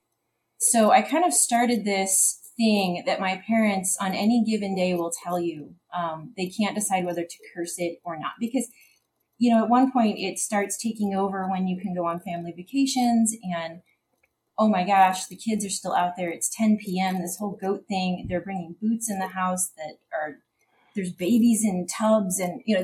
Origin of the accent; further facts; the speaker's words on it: Central Illinois, United States; So I come from Central Illinois.